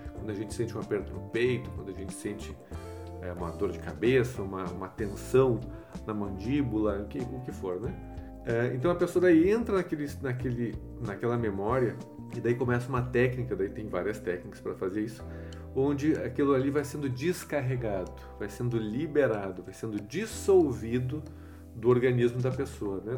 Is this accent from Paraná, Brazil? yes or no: no; Gaúcho, Rio Grande do Sul, Brazil; now in São Paulo, Brazil; Eu sou gaúcho